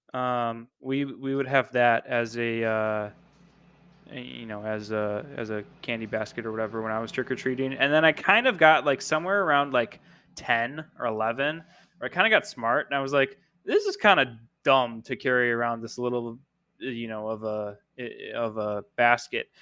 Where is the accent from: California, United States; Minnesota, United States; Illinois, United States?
Illinois, United States; moved away; where I grew up by you in Illinois